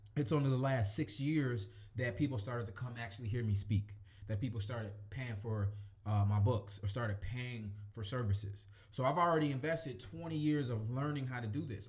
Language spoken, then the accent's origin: English; Chicago, Illinois, United States; I grew up in Chicago